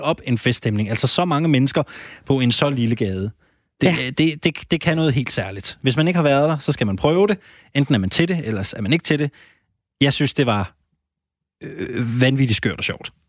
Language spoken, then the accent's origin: Danish; Randers, Central Denmark Region, Denmark; Jeg kommer fra Randers